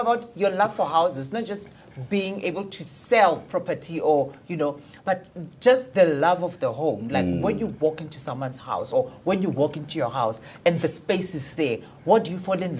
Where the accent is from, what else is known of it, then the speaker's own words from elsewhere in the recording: Soweto, Gauteng, South Africa; And Diepkloof Extension is just like by the highway, so it's okay.